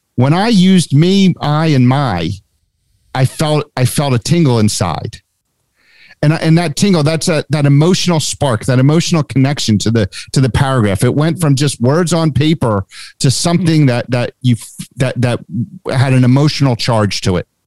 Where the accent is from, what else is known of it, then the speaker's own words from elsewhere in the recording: Haddonfield, New Jersey, United States; also born or lived in Cherry Hill, New Jersey / California; I've lived in Haddonfield since I was four year